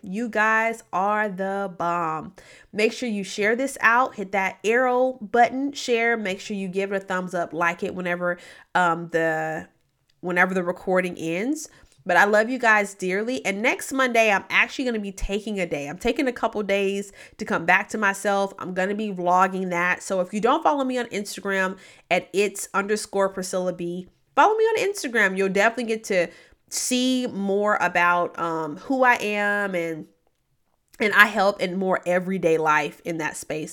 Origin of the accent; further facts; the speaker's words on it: Memphis, Tennessee, United States; moved away; I grew up mainly in Memphis, Tennessee, but I've lived a lot of places.